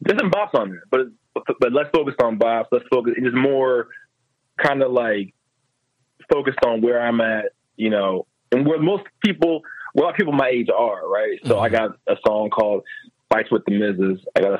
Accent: New Jersey, United States; now in Philadelphia, United States; So I've been just telling people I'm from Philly now.

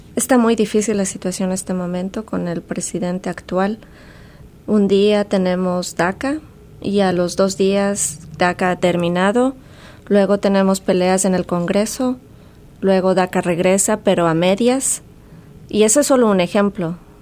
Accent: Ecuador; moved away

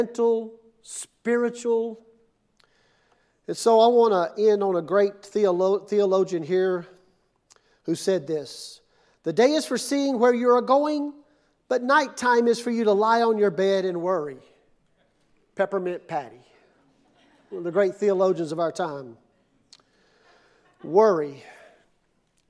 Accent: Mississippi, United States; now in Ponca City, United States; I'm from Mississippi

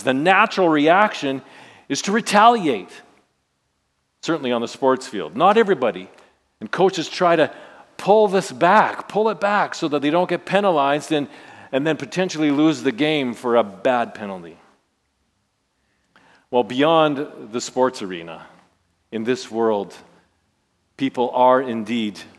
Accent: Saskatchewan, Canada; I grew up in Saskatchewan, so you know I'm part of Rider Nation

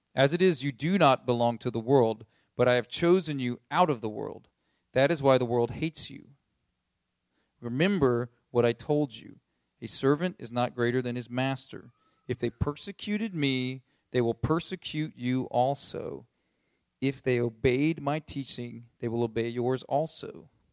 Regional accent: United States; as American people

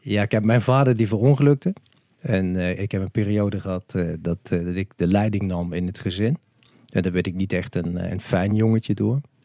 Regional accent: Maastricht, Limburg, Netherlands; Ik ben geboren in Heer. Dat is eh, de gemeente Maastricht eh, vandaag de dag. Dat was op 20 mei 1963. Dus ik ben 59 jaar oud. Ik ben ook opgegroeid in eh, Maastricht.

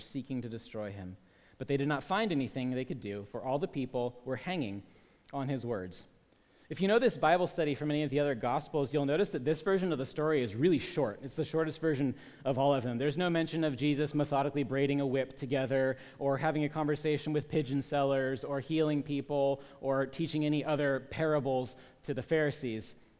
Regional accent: Portland, Oregon, United States; I grew up in Portland

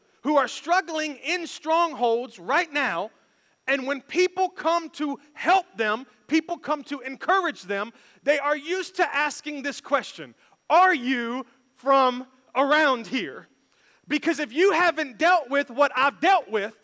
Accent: Memphis, Tennessee, United States; moved away; we were born and raised in Memphis

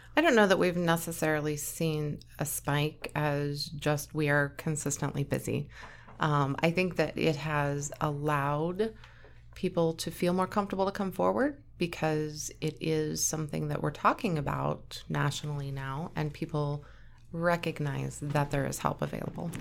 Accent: Onaga, Kansas, United States; moved away as an adult; now in Kearney, United States; I grew up in Onega. It's a really, really small town, like eight hundred people population.

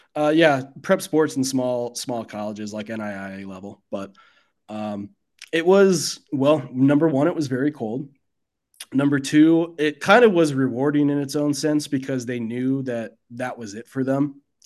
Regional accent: Midwest, United States; also born or lived in Mississippi; as a Midwesterner

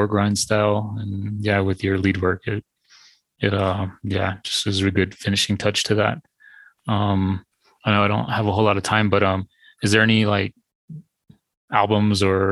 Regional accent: Arizona, United States; I'm from Arizona

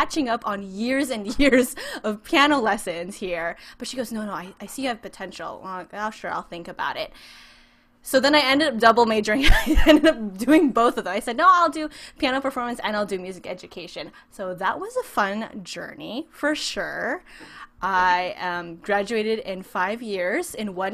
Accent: San Francisco Bay Area, California, United States; moved away as an adult; now in Orange County, United States; I'm actually originally from the San Francisco Bay Area. I grew up there and decided to move down to SoCal to go to Biola University

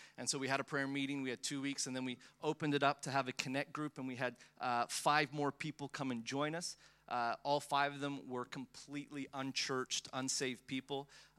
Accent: Melbourne, Victoria, Australia; also born or lived in Philippines; I was born in the Philippines. I have massive identity issues. I don't know where I'm from. I moved to Melbourne when I was 10 years old. At the age of 10, I came from the Philippines and moved to Melbourne

